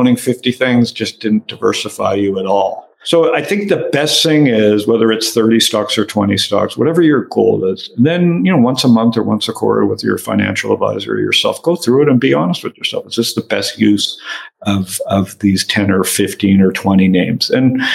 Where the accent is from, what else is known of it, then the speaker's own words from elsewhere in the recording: Canada; now in United States; I'm Canadian living in America